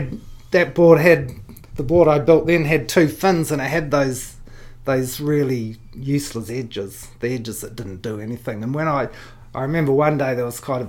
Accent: Nelson, New Zealand; also born or lived in overseas; I spent the first part of my life overseas, but when we came back from overseas, we shifted to Nelson

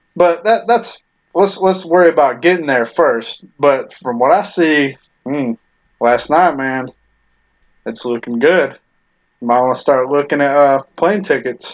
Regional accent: Tennessee, United States; moved away; when I was growing up in Tennessee

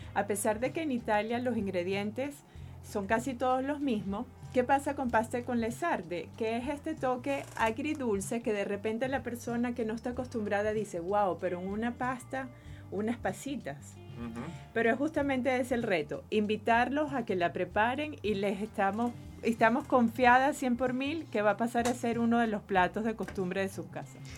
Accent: Venezuela; venimos de una mamá venezolana, somos venezolanas, nacimos aquí

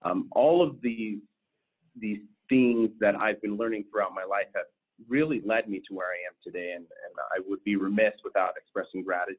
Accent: West Coast, United States; also born or lived in Anchorage, Alaska / Las Vegas, Nevada; now in Michigan, United States; Originally, I am not from Michigan. I grew up all along kind of the West Coast. I actually ended high school in Alaska, in Anchorage, Alaska, but started high school in Las Vegas, Nevada. Moved around a lot during my youth.

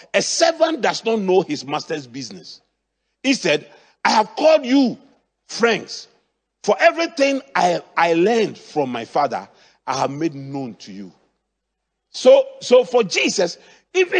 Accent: Accra, Greater Accra, Ghana; where I grew up in Adabraka, there used to be, at that time, we had Accra City Council.

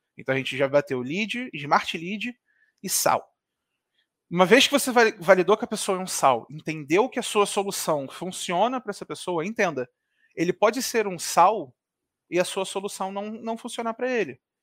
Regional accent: Rio de Janeiro, Brazil; Eu sou aqui do Rio de Janeiro

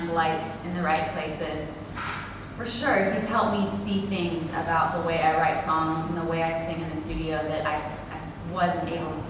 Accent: Calgary, Alberta, Canada; moved away as an adult; now in Nashville, United States; Calgary, my hometown in Canada

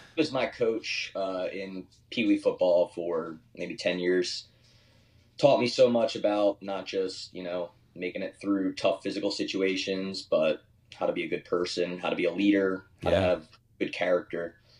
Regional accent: Horsham, Pennsylvania, United States; moved away as an adult; now in Austin, United States; I don't want to diss my hometown. I love Philadelphia. I love Horsham

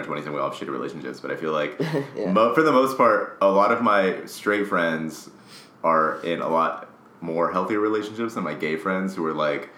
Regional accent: Las Vegas, Nevada, United States; I'm from Las Vegas

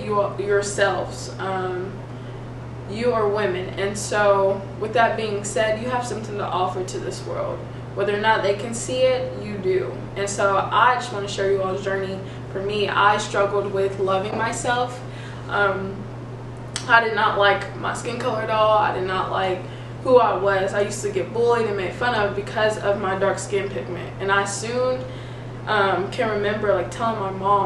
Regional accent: Kentucky, United States; I am from Kentucky

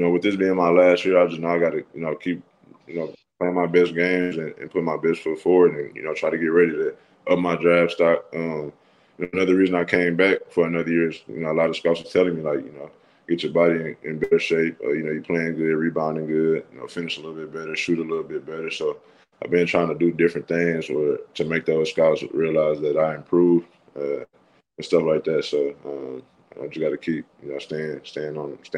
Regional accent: Saginaw, Michigan, United States; moved away as an adult; now in Starkville, United States; I grew up in Saginaw

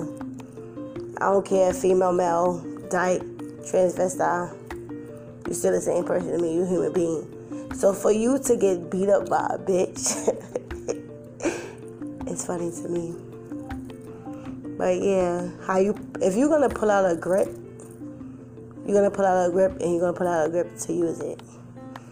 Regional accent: New York City, New York, United States; moved away; I'm originally from New York, Brooklyn to be exact. Some of the projects

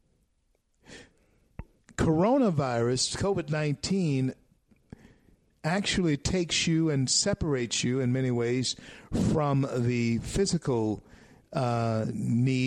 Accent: Shreveport, Louisiana, United States; Shreveport, Louisiana, my hometown. Born in Confederate Memorial Hospital.

